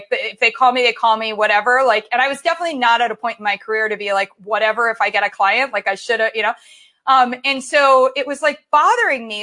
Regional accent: Columbus, Ohio, United States; moved away as an adult; also born or lived in Michigan / New York / San Francisco / Los Angeles; I grew up in Columbus, Ohio

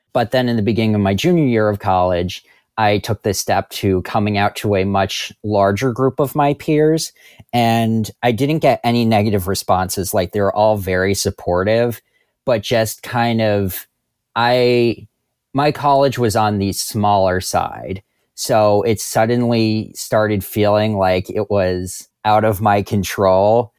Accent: New Jersey, United States; I am from New Jersey.

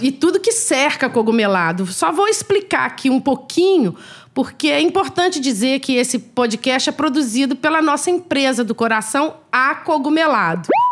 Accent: Minas Gerais, Brazil; a gente é mineiro

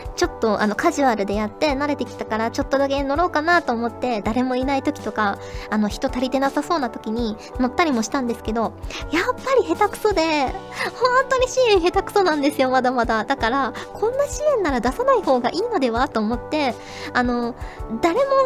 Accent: Kyushu, Fukuoka, Japan; 生まれも育ちも九州福岡

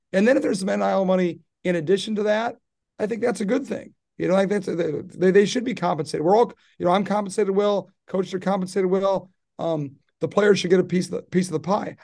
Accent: Midwest, United States; moved away; I grew up in the Midwest

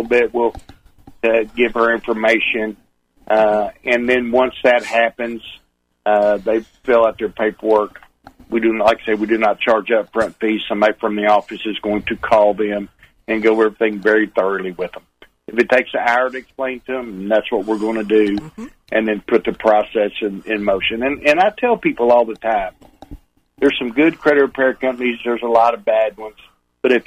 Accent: Texas, United States; accent: cross between Texas and Oklahoma; also born or lived in Oklahoma; a little cross between Texas and Oklahoma accent. I'm right on the border

